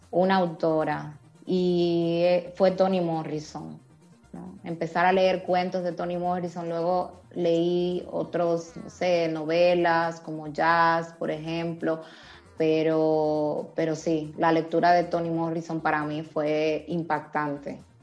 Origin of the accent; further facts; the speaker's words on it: Dominican Republic; now in Spain; yo como mujer dominicana, migrante